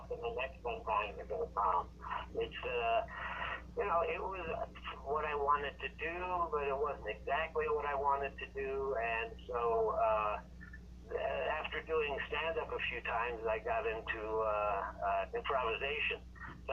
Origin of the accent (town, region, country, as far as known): Toledo, Ohio, United States; born or raised there; moved away as an adult; also born or lived in Germany / New York